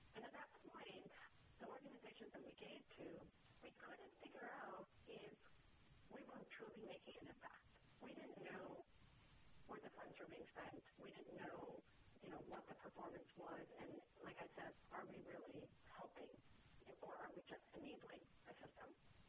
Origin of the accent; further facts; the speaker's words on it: New York, United States; And I, being a New Yorker, I think, you know, we hustle, you know, and we follow up